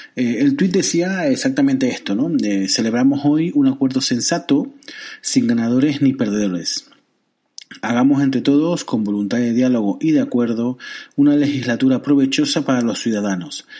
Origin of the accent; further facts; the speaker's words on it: Canary Islands, Spain; Yo que soy canario